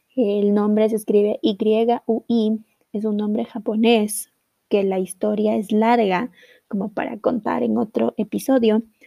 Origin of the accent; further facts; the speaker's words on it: Ecuador; en mi país de Ecuador